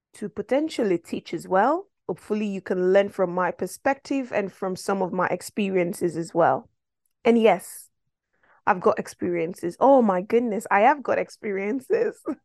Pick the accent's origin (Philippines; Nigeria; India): Nigeria; moved away; I'm originally from West Africa, Nigeria, to be precise.